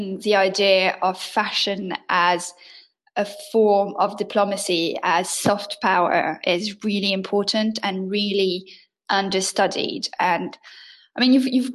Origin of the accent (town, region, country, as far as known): France; first language French; English is a second language